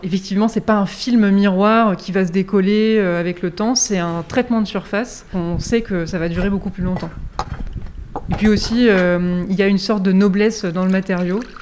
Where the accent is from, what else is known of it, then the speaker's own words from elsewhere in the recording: Berry, Centre-Val de Loire, France; quand j'ai grandi de ma campagne berrichonne